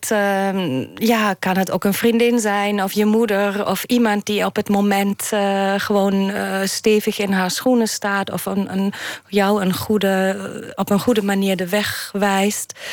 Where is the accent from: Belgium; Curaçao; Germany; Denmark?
Germany; now in Netherlands; ik heb, ik heb de, de, mijn jeugd of mijn, mijn jonge jaren in Duitsland wel ervaren als, alsof er een grote, veel sterkere hiërarchie speelt in Duitsland. Toen ik naar Nederland kwam.